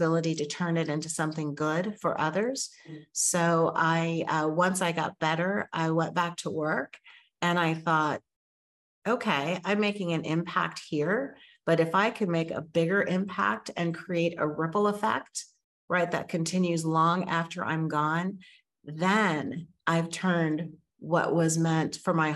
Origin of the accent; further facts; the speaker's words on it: New Mexico, United States; moved away as an adult; also born or lived in Oakland, California / Washington, D.C. area; I grew up in New Mexico, and so I did go to college there.